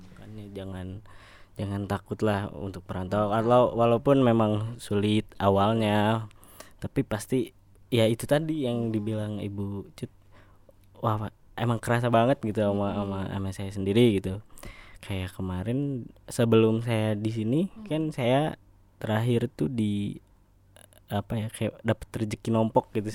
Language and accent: Indonesian; Sukabumi, West Java, Indonesia; also born or lived in Bandung; pindahlah ke Sukabumi nah sampai lulus SMK saya kebetulan di sana